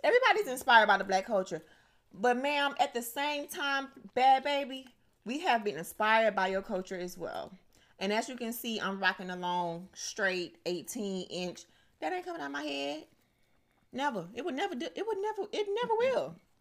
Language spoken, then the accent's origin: English; United States